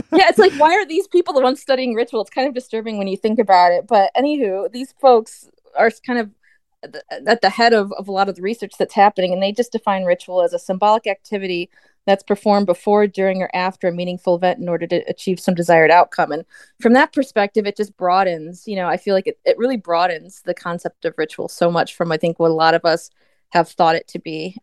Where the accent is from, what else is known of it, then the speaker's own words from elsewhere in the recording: United States; as an American